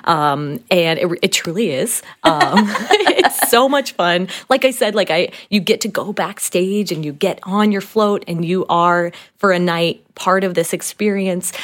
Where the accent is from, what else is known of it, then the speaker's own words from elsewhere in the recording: Slidell, Louisiana, United States; moved away; I'm from the New Orleans area, specifically Slidell, Louisiana